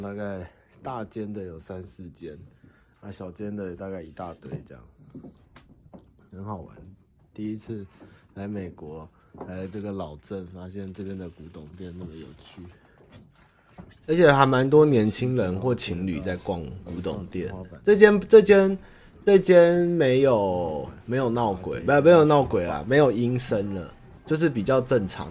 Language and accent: Chinese; Taiwan; 可能因为我是台湾人吧